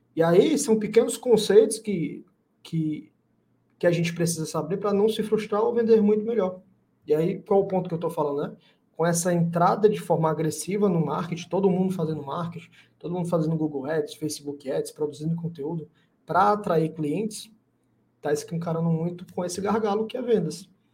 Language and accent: Portuguese; Fortaleza, Ceará, Brazil; aqui em Fortaleza, sou de Fortaleza, né, Ceará